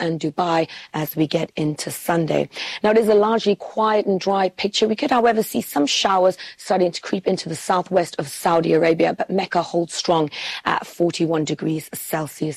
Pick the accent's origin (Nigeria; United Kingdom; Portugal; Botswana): Botswana; Selebi-Phikwe, Central District; my hometown of Silibepikwe, Botswana